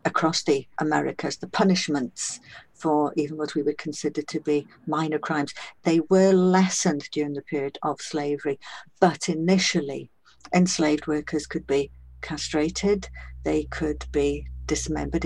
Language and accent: English; Welsh-speaking Wales, United Kingdom; I'm Welsh, I'm Welsh speaking, I come from the heartland of, you know, Welsh speaking Wales